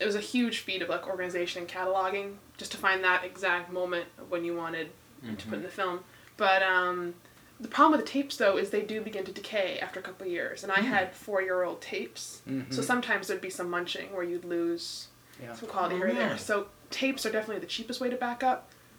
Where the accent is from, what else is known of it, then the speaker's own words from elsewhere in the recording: Ottawa, Ontario, Canada; I'm from Canada originally.